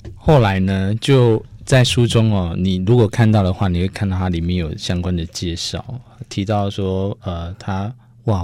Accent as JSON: {"language": "Chinese", "region": "Yilan County", "country": "Taiwan", "said": "在我们宜兰那边"}